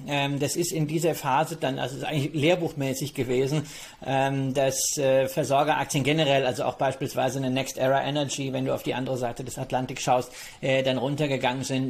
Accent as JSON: {"language": "German", "region": "North Rhine-Westphalia", "country": "Germany", "also_born_or_lived": "Berlin / Mallorca", "said": "meinem Heimatbundesland NRW"}